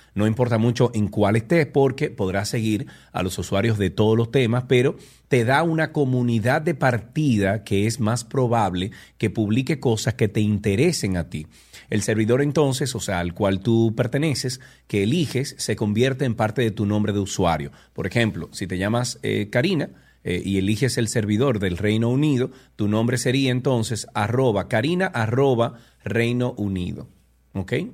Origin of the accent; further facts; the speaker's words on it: Dominican Republic; aquí en República Dominicana